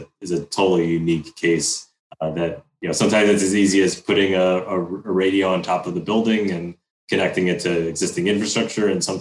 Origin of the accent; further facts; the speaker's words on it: Chicago, Illinois, United States; growing up in Chicago